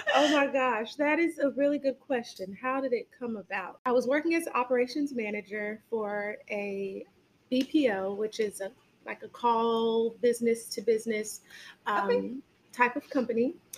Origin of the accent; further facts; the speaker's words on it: suburb of Chicago, Illinois, United States; now in Harvest, Alabama, United States; I'm from Illinois, Chicago. Um, well, not really Chicago, but a suburb of Illinois.